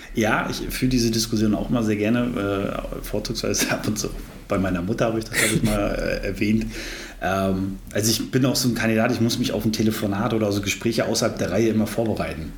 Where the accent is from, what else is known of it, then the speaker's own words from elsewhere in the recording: Brandenburg, Germany; moved away as an adult; now in Greifswald, Germany; Ich bin äh, aber gar nicht so weit geboren und aufgewachsen, sondern, äh, oder vielmehr in der Brandenburg